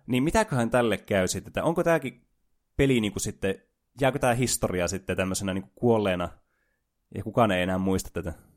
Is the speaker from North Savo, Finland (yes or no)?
no; Oulu, North Ostrobothnia, Finland; täällä Oulussa, missä me juonetaan tätä ohjelmaa, joka niille, jotka eivät tienneet, että olemme oululaisia